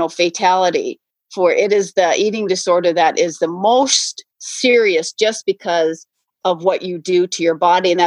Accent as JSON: {"language": "English", "region": "North Dakota", "country": "United States", "tie": "born or raised there", "said": "I grew up in North Dakota"}